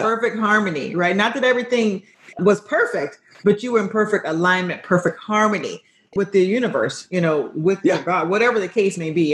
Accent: Florida, United States; I'm from Florida

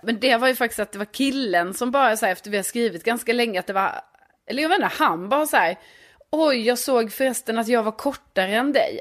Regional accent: Lund, Skåne, Sweden; now in Stockholm, Sweden; Jag är från Lund men bor i Stockholm sedan flera år tillbaka.

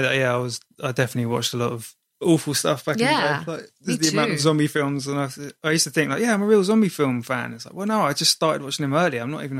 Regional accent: Brighton, South East England, United Kingdom; I come from Brighton in England.

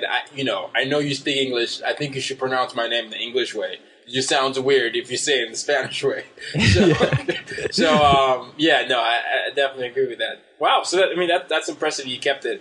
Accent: Nigeria; moved away; also born or lived in Sweden / Vietnam / United States; I grew up in Nigeria

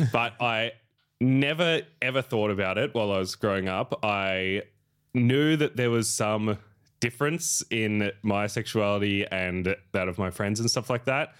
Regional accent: Echuca, Victoria, Australia; moved away as an adult; now in Melbourne, Australia; I'm very happy to have grown up there

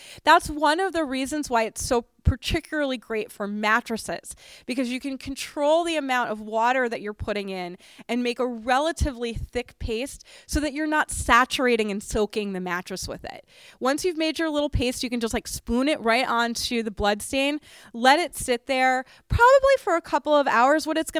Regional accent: Boston, Massachusetts, United States; I grew up in Boston, and my friend Josh is from the Boston area, and he loves sweaters.

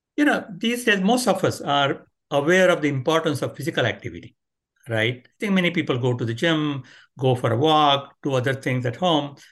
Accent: India; moved away; I grew up in India

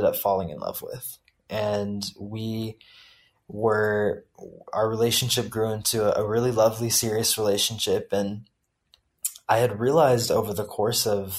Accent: Houston, Texas, United States; also born or lived in India; I grew up in the South, in a very conservative part of Texas

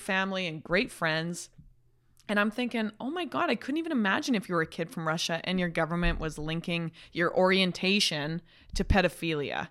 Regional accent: Calgary, Alberta, Canada; now in Toronto, Canada; I'm a kid from Calgary.

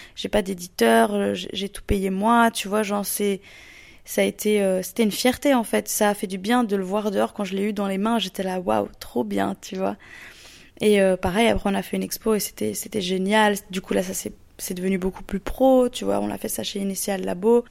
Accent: Lausanne, Vaud, Switzerland; je suis d'origine de Lausanne en Suisse

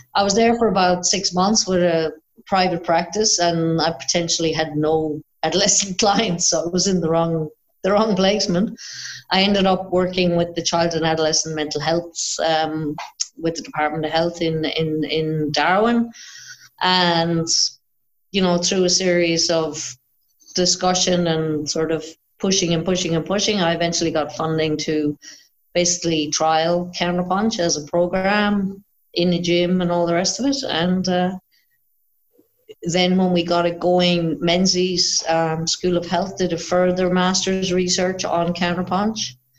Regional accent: Ireland; moved away as an adult; now in Australia; when I moved to Australia, actually, because obviously I'm Irish, but when I moved to Australia

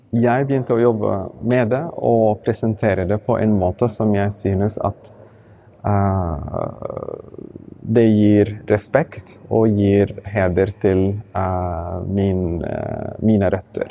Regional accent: Mecca, Makkah Province, Saudi Arabia; also born or lived in Sudan; now in Norway; jeg vokste opp i Mekka

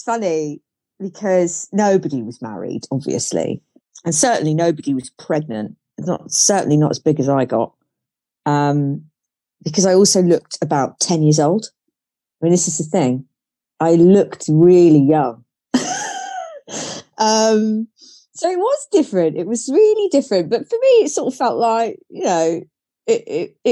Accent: Cornwall, South West England, United Kingdom; I was brought up in Cornwall

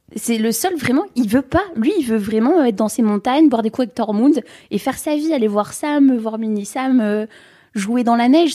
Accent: the North, Hauts-de-France, France; je viens du Nord

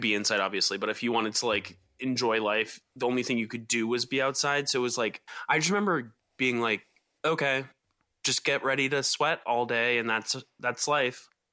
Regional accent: Atlanta, Georgia, United States; all those weird McMansions that I grew up around in Atlanta

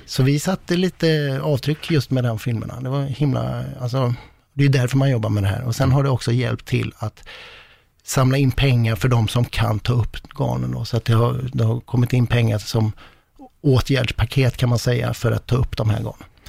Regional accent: west coast of Sweden, Sweden; västkusten, ja. där jag kommer ifrån

